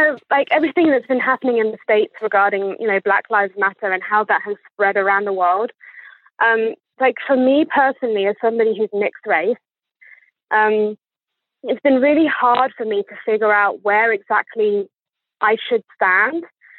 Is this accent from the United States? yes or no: no; England, United Kingdom; accent: posh; as you can hear from my accent, I was definitely born here because I would not pretend to have this accent if I wasn't from here. I sound like a posh twat, in my opinion.